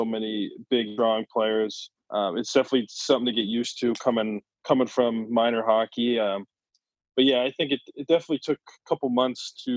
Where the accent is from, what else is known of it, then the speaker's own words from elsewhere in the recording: Cleveland, Ohio, United States; also born or lived in Sault Ste. Marie; I grew up, I was born in Cleveland. I lived here my whole life